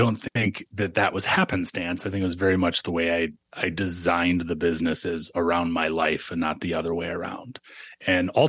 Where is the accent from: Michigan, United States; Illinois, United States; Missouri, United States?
Michigan, United States; I grew up in Michigan with no money